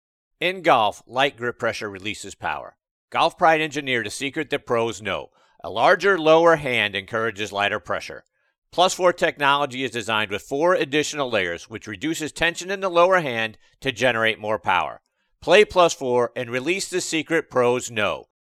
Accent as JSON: {"language": "English", "town": "Pittsburgh", "region": "Pennsylvania", "country": "United States", "tie": "born or raised there", "said": "He's from my hometown of Pittsburgh, Pennsylvania."}